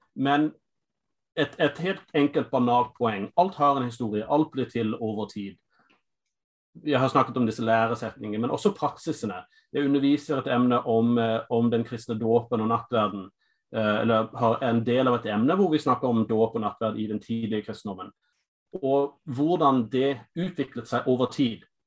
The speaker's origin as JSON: {"language": "Norwegian", "country": "United States", "tie": "born or raised there", "second_language": "Norwegian", "moved": "as an adult", "lives_now": "Norway", "said": "Jeg er amerikaner"}